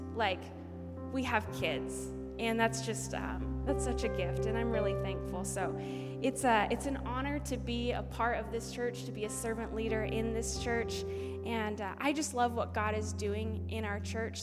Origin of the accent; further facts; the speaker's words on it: Alaska, United States; I was raised in the great state of Alaska